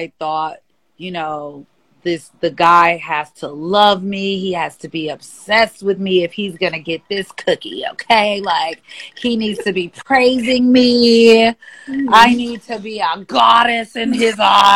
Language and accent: English; Milwaukee, Wisconsin, United States; now in Atlanta, United States; I am from Milwaukee, Wisconsin, Milltown, and I currently live in Atlanta, the ATL